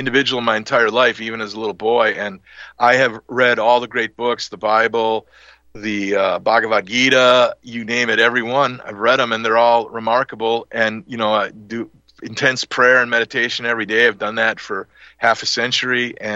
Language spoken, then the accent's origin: English; Milwaukee, Wisconsin, United States; we moved from the Italian part of Milwaukee into the center of it to get a bigger house and go to another different Catholic school